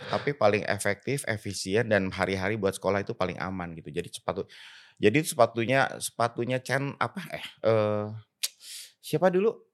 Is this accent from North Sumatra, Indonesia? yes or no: no; Bandung, West Java, Indonesia; Lahir di Bandung eh, uh, 24 Agustus 1968.